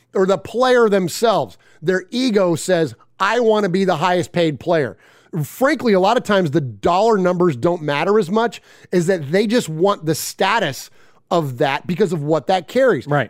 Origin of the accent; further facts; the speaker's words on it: San Jose, California, United States; It's where I'm from. I'm from San Jose.